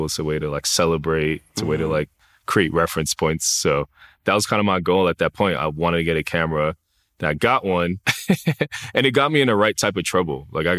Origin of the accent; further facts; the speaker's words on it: New York City, New York, United States; Like growing up in the Bronx, growing up in New York City, there's just so many people, right? There's so many different cultures, so many different aspects to life.